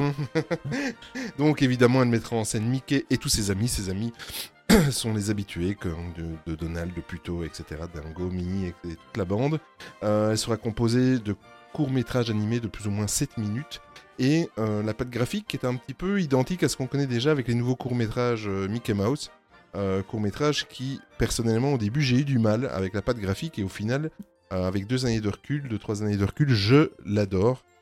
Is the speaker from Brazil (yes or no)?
no; Belgium; on est belge